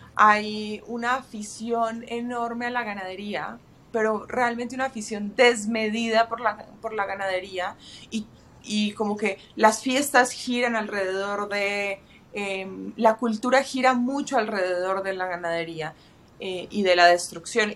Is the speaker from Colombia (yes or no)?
yes; Medellín, Antioquia, Colombia; moved away; paisa de mi ciudad natal, de mi país natal